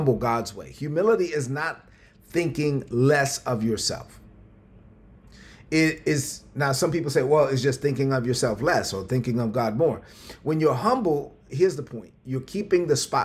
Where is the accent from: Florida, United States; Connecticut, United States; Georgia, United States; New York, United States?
New York, United States; New York City; growing up in Brooklyn on welfare, on food stamps